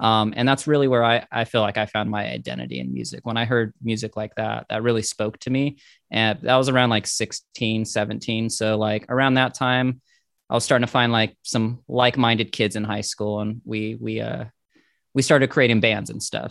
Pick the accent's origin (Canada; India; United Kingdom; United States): United States; Inland Empire, California; I'm from the Inland Empire of California, and we had our own little cult thing. Like, I'm from the same town … is from